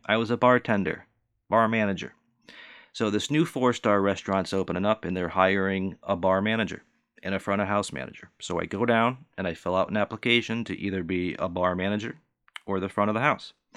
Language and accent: English; Northeast United States, United States; also born or lived in Southern United States; I was raised and born in the Northeast United States